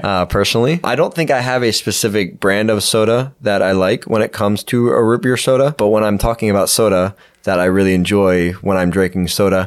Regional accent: Pennsylvania, United States; I grew up in Pennsylvania

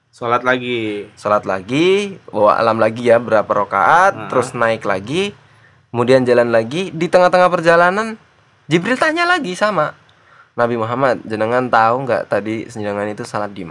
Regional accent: Java, Indonesia; jenengan tahu nggak gua orang Jawa jadinya

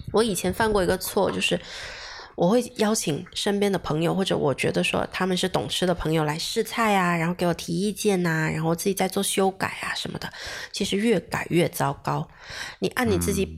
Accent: Guangdong, China; 我们潮汕这边牛肉丸、墨斗丸、虾枣

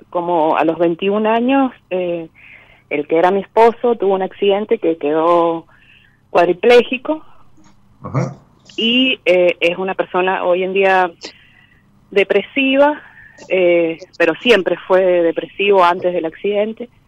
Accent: San Juan, Argentina; De San Juan

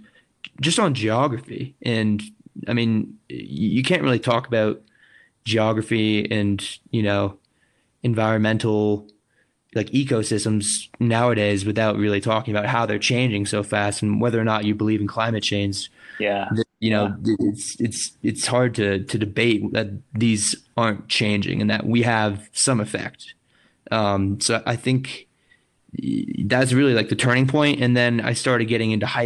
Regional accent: Maine, United States; moved away as an adult; now in Los Angeles, United States; I grew up in Maine

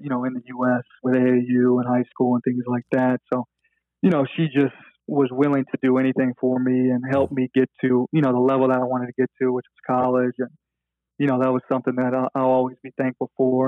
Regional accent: Memphis, Tennessee, United States; growing up in Memphis

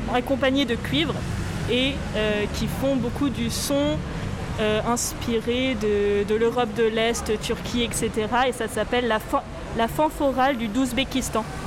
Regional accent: France; je suis française du côté de mon père, et puis ma mère, elle est néo-zélandaise

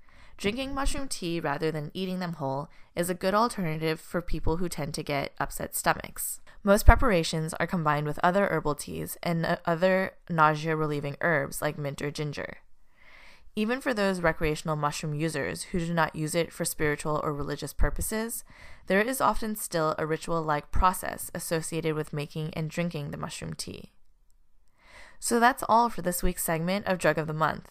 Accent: Montreal, Quebec, Canada; now in United States; I am actually Canadian myself, born and raised in Montreal

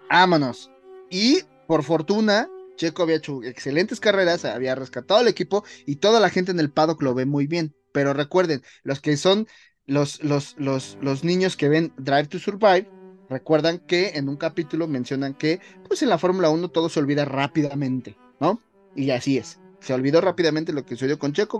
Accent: Mexico; nosotros como mexicanos

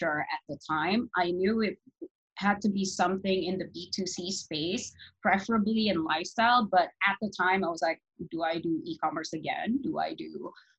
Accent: Boston, Massachusetts, United States; also born or lived in New York; now in Jakarta, Indonesia; I grew up in Boston. So I was raised there

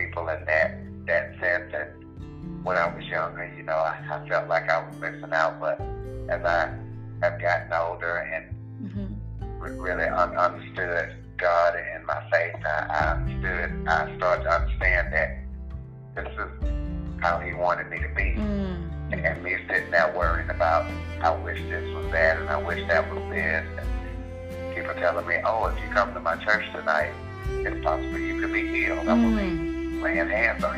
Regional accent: Louisiana, United States; now in Kansas, United States; I am originally from Louisiana, but living in Kansas.

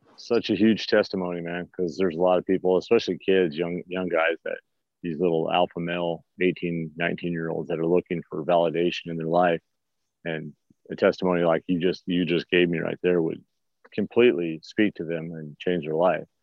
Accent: Los Angeles, California, United States; moved away as an adult; now in Missouri, United States; I grew up in the East Los Angeles till my 20s, so it's all concrete and spray paint and stuff like

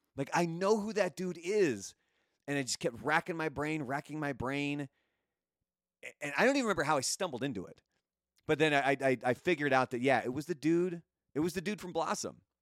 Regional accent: Portland, Oregon, United States; I grew up in Portland, Oregon

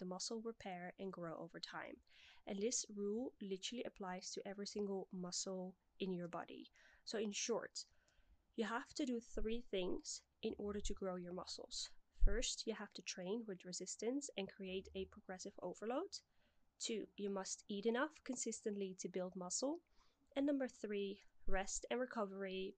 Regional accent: Netherlands; moved away as an adult; also born or lived in Middle East; the part of Europe where I'm from the Netherlands

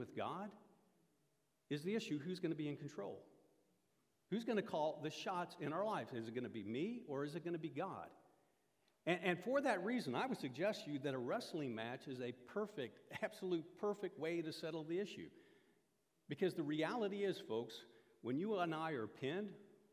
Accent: Iowa, United States; moved away; I grew up in Iowa. Iowa is the mecca of collegiate wrestling

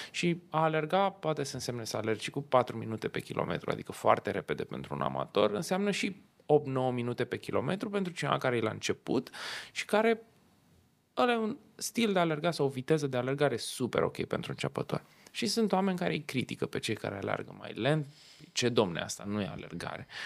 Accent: Romania; Știu că noi întotdeauna ca român, când ne ducem pe afară, ne uităm în parcuri și zicem, mamă ce mișto aici

